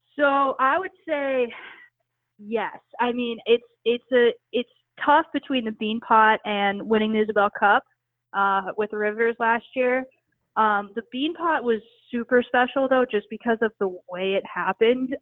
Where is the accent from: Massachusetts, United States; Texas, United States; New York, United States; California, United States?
New York, United States; New York City; I grew up in New York City